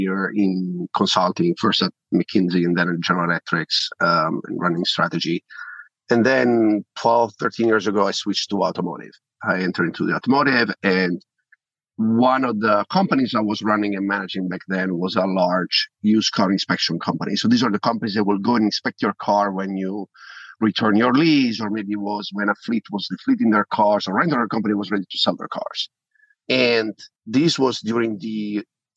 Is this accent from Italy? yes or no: yes; Italy; accent: Italian; now in United States; I'm sure you can tell from my accent, I'm Italian originally. We are in Europe.